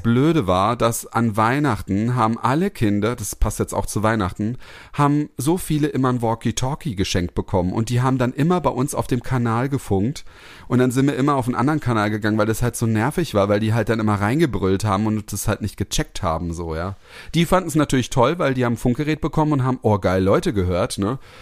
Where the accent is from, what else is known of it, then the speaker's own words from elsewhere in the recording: Heppenheim, Hesse, Germany; moved away; also born or lived in Karlsruhe; bin ich da in, in Kirchhausen aufgewachsen, das ist mein Elternhaus